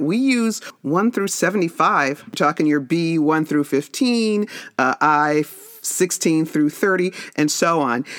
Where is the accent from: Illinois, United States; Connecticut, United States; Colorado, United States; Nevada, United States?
Nevada, United States; Las Vegas; moved away; I grew up in Las Vegas